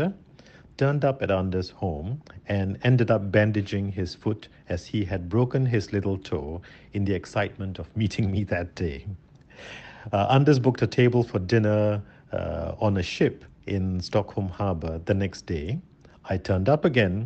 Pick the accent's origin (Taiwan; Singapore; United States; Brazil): Singapore; I was born and grew up in Singapore